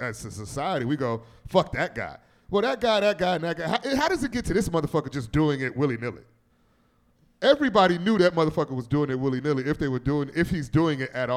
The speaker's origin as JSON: {"language": "English", "town": "Gary", "region": "Indiana", "country": "United States", "said": "I am from Gary, Indiana"}